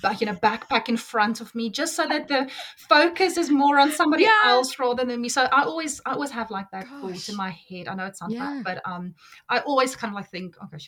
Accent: South Africa; now in United Kingdom; I'm South African

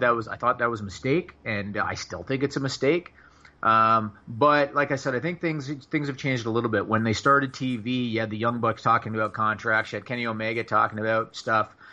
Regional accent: Canada; I'm Canadian

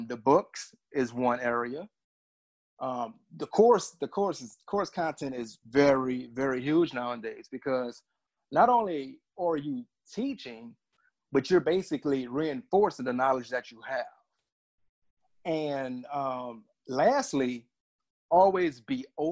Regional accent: New Orleans, Louisiana, United States; also born or lived in DC area; now in Washington, D.C. area, United States; I'm from New Orleans, Louisiana

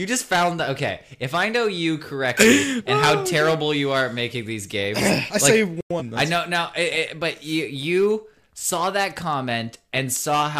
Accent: Canada; we're Canadian

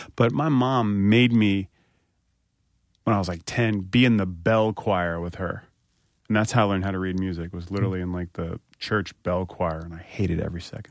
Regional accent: North Carolina, United States; moved away

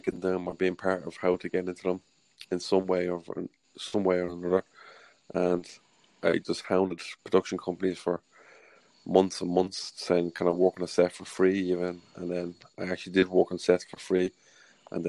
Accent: Ireland; accent: Irish; my Irish accent

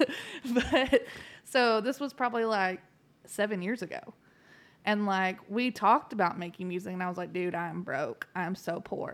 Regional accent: Texas, United States; moved away; I was from Texas

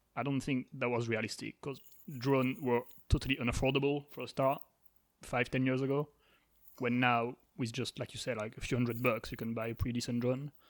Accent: France; so I'm from France

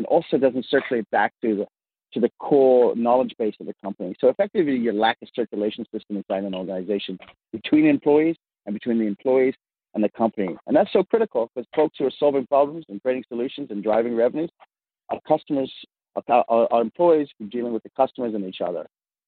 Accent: Vancouver, British Columbia, Canada; accent: mid-Atlantic; moved away as an adult; also born or lived in Africa; now in United States; I, if you can hear my odd, what they call mid-Atlantic accent, is I grew up in Africa, and I grew up in Vancouver, Canada. And then I came down here in the early, the late 90s, and just before the dot-com boom, if you will.

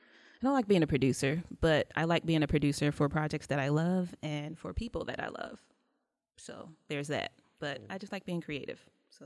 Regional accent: Lithonia, Georgia, United States; also born or lived in New York; I was born in New York, but I am from Lithonia, Georgia. L-Town. So I've been here for a while, and it's really hot.

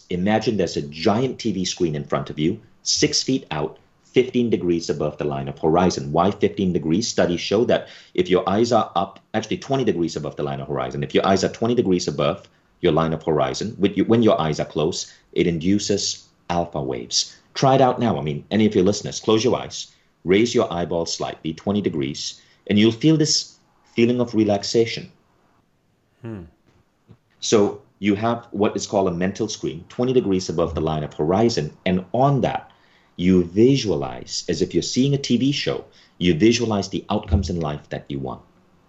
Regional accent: Malaysia; When I was a kid growing up in Malaysia and I couldn't afford to take a Silva class at the age of 14

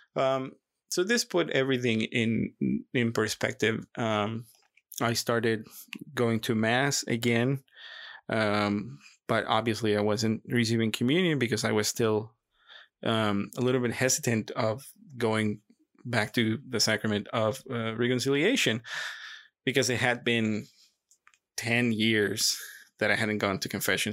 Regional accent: Monterrey, Nuevo León, Mexico; I was born in Monterrey, Mexico, and, um, in a Catholic family

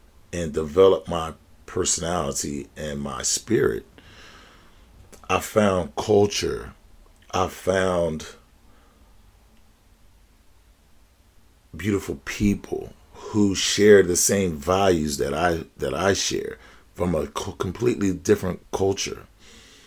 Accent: Philadelphia, Pennsylvania, United States; an African American born and raised in Philadelphia of the United States

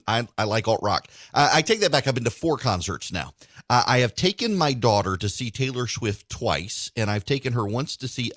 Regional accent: Dubai, United Arab Emirates; I grew up in Dubai. We didn't have many opportunities.

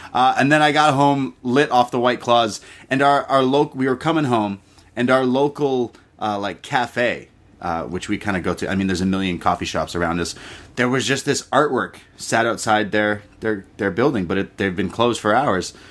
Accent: Canada; I'm Canadian

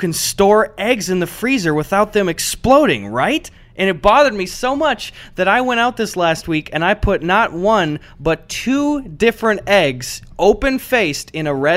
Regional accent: Wisconsin, United States; moved away; I came from Wisconsin

